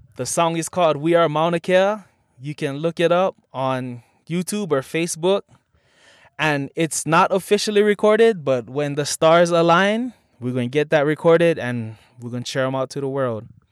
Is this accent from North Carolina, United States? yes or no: no; Makaha, Hawaii, United States; growing up in Makaha.